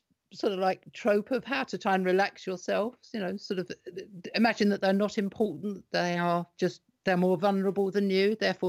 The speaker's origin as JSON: {"language": "English", "country": "United Kingdom", "said": "But so as British, that's kind of the way we kind of have been."}